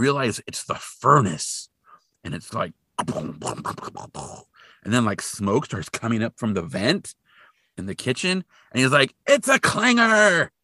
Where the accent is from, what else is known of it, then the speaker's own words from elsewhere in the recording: Hanford, California, United States; I grew up in Hanford, and Hanford, California, not Hanford, Washington